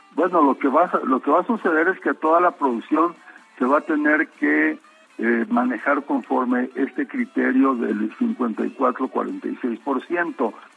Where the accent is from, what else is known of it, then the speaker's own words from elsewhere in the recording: Mexicali, Baja California, Mexico; Yo soy de una región del país donde hace la temperatura eh. más alta del mundo. Soy de Mexicali